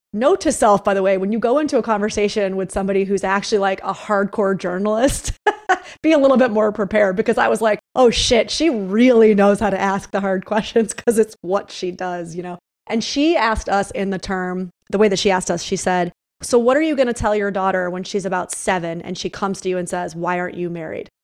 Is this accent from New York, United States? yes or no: yes; upstate New York, United States; moved away as an adult; now in Los Angeles, United States; I knew I had to get out of my hometown, like, I'm from a smaller town upstate New York